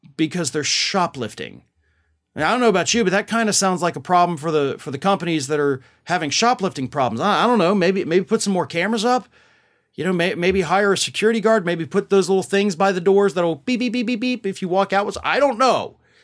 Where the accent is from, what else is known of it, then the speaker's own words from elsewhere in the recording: Florida, United States; down here in my home state of Florida